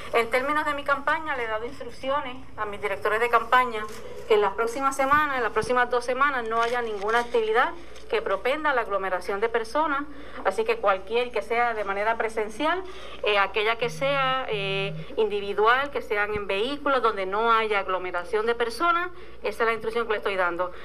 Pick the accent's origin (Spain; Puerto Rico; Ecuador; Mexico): Puerto Rico